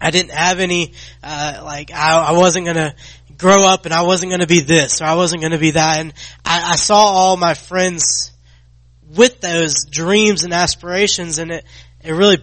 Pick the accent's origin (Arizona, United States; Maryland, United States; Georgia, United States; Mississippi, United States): Georgia, United States; Athens; I grew up in Athens, Georgia